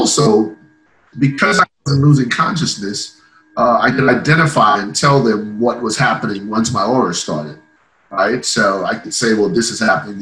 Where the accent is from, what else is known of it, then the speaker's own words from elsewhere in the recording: Ireland; moved away; I grew up in Ireland, so the viewpoint is a little bit different